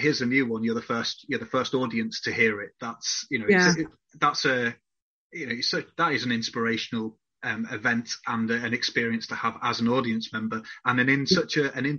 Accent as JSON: {"language": "English", "town": "Whitby", "region": "Yorkshire and the Humber", "country": "United Kingdom", "tie": "born or raised there", "said": "where I grew up in Whitby."}